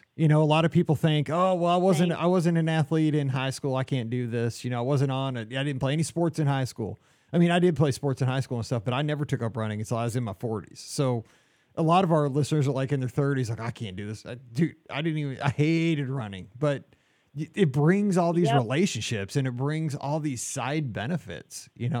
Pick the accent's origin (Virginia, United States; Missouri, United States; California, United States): Missouri, United States; Columbia; we know Mizzou, like we're practically from Columbia. We know that town.